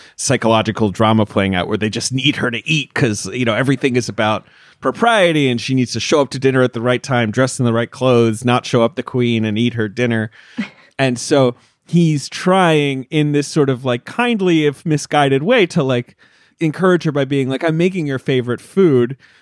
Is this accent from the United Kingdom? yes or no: yes; United Kingdom; moved away; I grew up in Britain